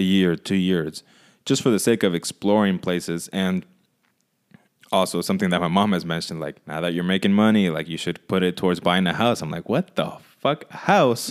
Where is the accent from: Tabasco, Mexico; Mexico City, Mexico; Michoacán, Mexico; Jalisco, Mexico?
Michoacán, Mexico; moved away; I went to Michoacan, where I'm from, to visit my family